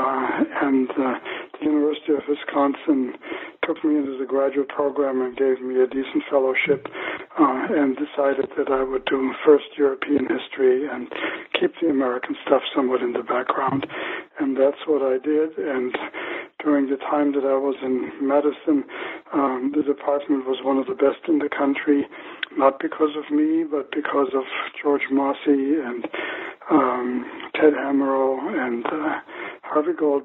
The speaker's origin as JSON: {"language": "English", "country": "Germany", "tie": "born or raised there", "also_born_or_lived": "Magdeburg, Germany", "moved": "yes", "said": "I was born in Magdeburg in Germany in the summer of 1941"}